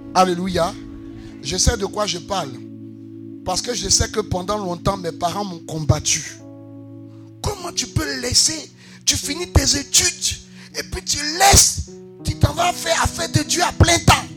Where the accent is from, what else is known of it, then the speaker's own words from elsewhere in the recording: Côte d’Ivoire; Pascal et moi, nous sommes enfants de Macori